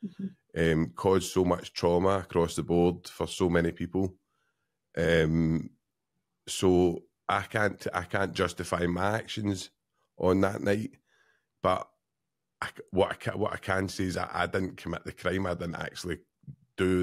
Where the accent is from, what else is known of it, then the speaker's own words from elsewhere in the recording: Glasgow, Scotland, United Kingdom; growing up in Glasgow at that time